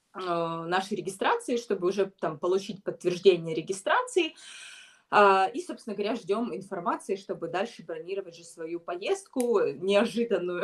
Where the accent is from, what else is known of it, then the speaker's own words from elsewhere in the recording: Ukraine; я бегун из Украины